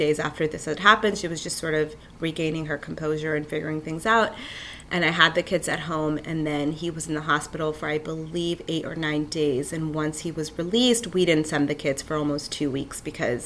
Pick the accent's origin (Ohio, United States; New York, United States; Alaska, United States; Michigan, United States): New York, United States; New York City; I'm from Killer, Queens. I was born and raised here